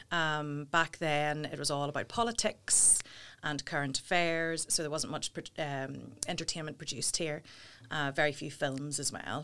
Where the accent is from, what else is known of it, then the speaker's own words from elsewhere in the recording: Portadown, Northern Ireland, United Kingdom; I'm from Porta Down